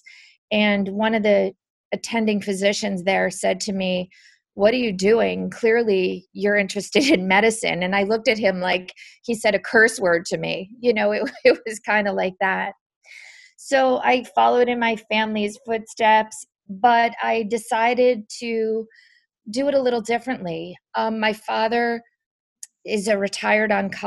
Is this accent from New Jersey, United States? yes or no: yes; New Jersey, United States; I grew up in New Jersey